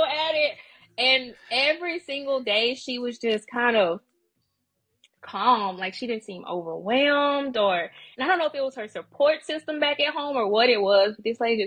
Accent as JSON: {"language": "English", "town": "Natchez", "region": "Mississippi", "country": "United States", "tie": "born or raised there", "moved": "yes", "said": "Mississippi. Small town Mississippi. Natchez."}